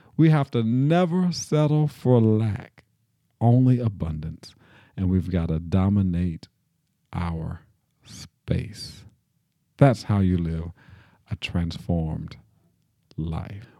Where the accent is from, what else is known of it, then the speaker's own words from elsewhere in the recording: Nashville, Tennessee, United States; I grew up here in Nashville in a United Methodist church